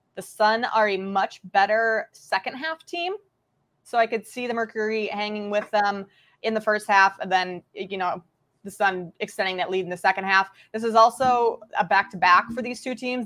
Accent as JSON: {"language": "English", "region": "Minnesota", "country": "United States", "tie": "born or raised there", "moved": "as an adult", "lives_now": "Chicago, United States", "said": "I grew up in Minnesota"}